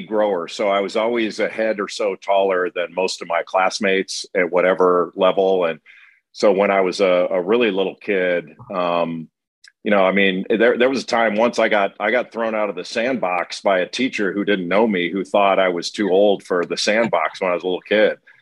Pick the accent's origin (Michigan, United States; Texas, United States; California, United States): California, United States; Rolling Hills; moved away as an adult; also born or lived in San Pedro, California; I was born in San Pedro, California, near the port of, port of Los Angeles, and I grew up in an area called Rolling Hills